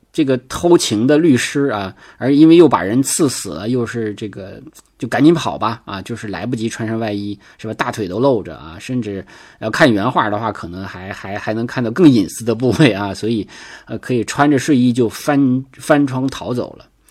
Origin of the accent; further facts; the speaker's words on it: Northeast China, China; accent: Northeastern dialect; 就就我们东北话讲